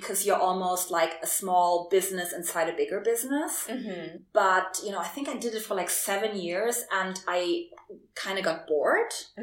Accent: Germany; English is a second language; moved away as an adult; also born or lived in Berlin, Germany / Warsaw, Poland; I was born in Germany and she raised me in Germany and she wanted me to be very German.

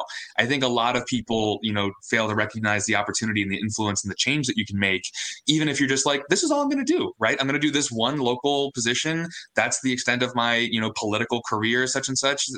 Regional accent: Florida, United States; now in King County, United States; I grew up in Florida, where there is just no support for anyone running for office

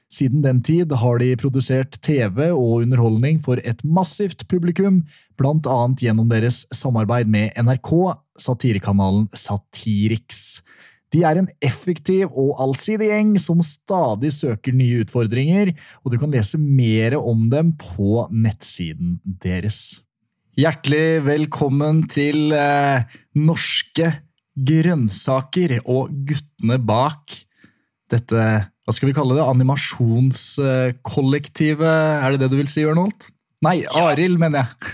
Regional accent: Stavanger, Rogaland, Norway; Jeg er født i, født i Stavanger

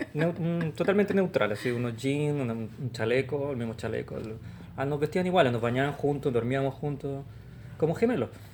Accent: Santiago, Santiago Metropolitan Region, Chile; moved away as an adult; now in Los Angeles, United States; Nací acá en Santiago, el 73

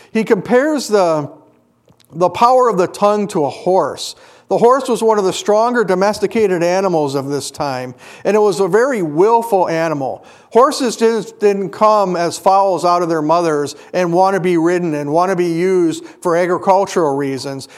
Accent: Kenosha, Wisconsin, United States; When I was growing up in Kenosha, we were on the far western part of Kenosha

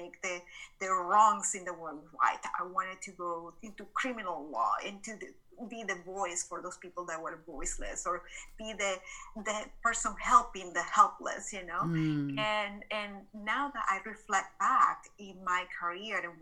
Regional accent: Caracas, Capital District, Venezuela; moved away as an adult; now in Dallas, United States; I was born and raised in Caracas, Venezuela. So this is not my Texan accent

